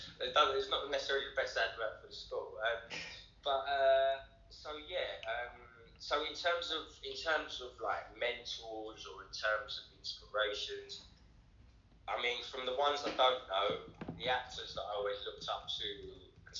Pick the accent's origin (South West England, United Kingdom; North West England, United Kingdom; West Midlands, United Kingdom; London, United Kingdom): London, United Kingdom; also born or lived in Wales / south coast of England (Portsmouth area); I think probably 9, 10, I was in London, and then, yeah, obviously, done a few years in London.